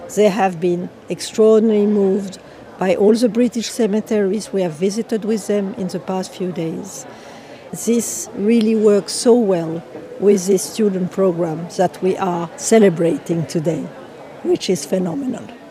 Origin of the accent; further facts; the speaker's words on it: France; accent: French; English is a second language; now in United States; You can hear from my accent that I am originally French.